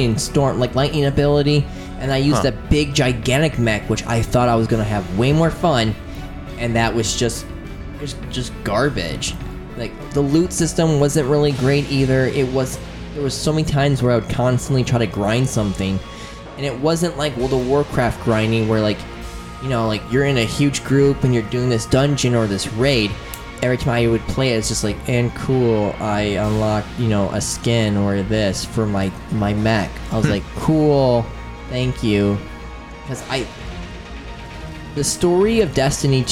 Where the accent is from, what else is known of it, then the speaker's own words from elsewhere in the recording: United States; I'm an American.